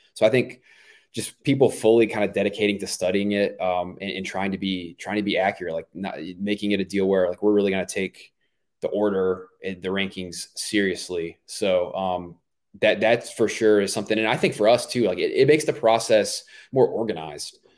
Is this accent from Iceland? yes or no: no; Myrtle Beach, South Carolina, United States; I grew up in Myrtle Beach, South Carolina